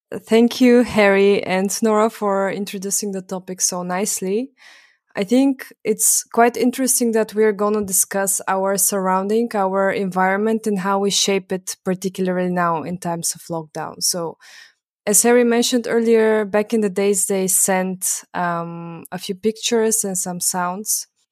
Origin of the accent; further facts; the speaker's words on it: Bulgaria; now in Vienna, Austria; I'm from Bulgaria